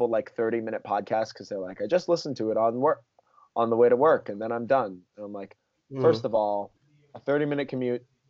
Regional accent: Florida, United States; we're both from Florida

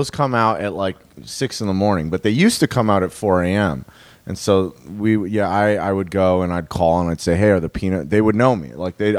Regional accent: Los Angeles, California, United States; also born or lived in Burbank; And I grew up in the Valley

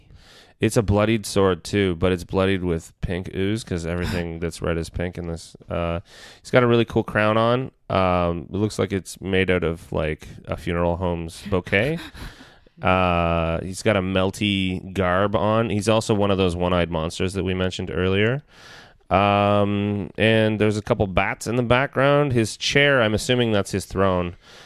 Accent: United Kingdom; That was my dry I'm British sorry.

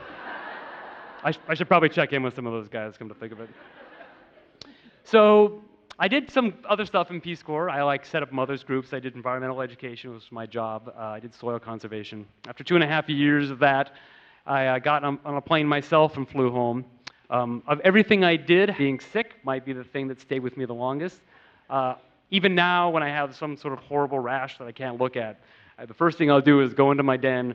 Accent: United States; growing up in America

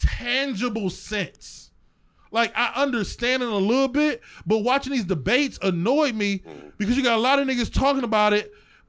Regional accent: East Cleveland, Ohio, United States; I was there from East Cleveland.

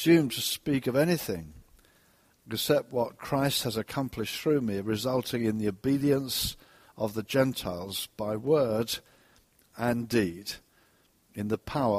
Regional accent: Brighton, South East England, United Kingdom; I was on the seafront in Brighton, my hometown

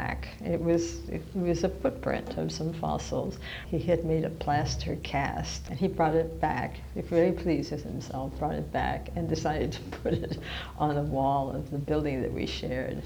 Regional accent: Brattleboro, Vermont, United States; now in Guelph, Canada; I grew up in Vermont, at a little town that is poised between the Massachusetts, New Hampshire, and Vermont border, right on the Connecticut River

